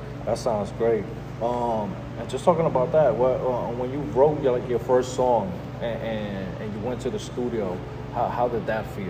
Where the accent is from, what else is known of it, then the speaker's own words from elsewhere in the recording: New York City, New York, United States; I'm from the Bronx